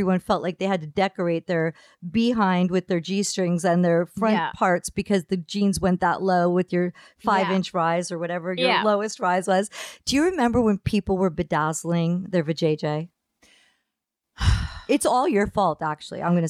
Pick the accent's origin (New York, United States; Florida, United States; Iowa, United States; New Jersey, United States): New Jersey, United States; down by the Jersey Shore; when I was growing up in New Jersey